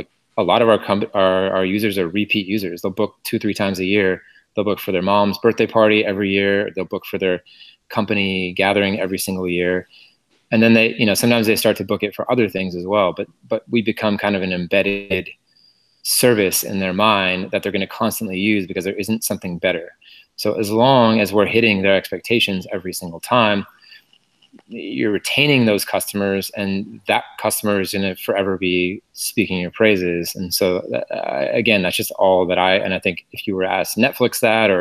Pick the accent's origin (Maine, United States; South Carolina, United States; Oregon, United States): Oregon, United States; Portland; moved away; also born or lived in Berkeley, California; I'm from Portland, Oregon, actually, but I did go to Cal for my MBA